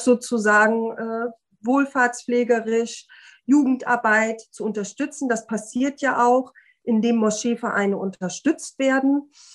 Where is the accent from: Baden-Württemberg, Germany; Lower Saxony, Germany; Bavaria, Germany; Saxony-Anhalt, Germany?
Lower Saxony, Germany; Osnabrück; in meiner Heimatstadt äh, Osnabrück